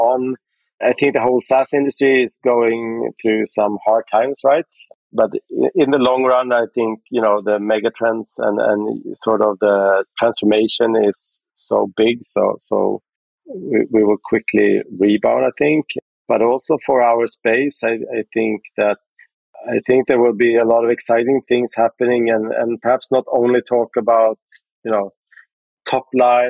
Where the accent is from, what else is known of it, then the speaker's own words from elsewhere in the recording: Sweden; I'm from Sweden, so we started out in Sweden